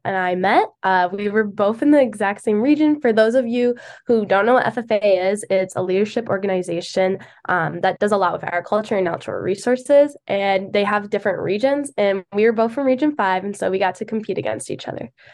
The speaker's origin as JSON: {"language": "English", "area": "Kentwood", "region": "Michigan", "country": "United States", "said": "I'm from Kettman, Michigan, which is about ten, fifteen minutes from Grand Rapids."}